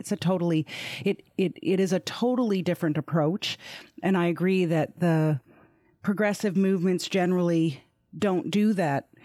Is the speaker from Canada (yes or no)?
yes; Canada; I'm Canadian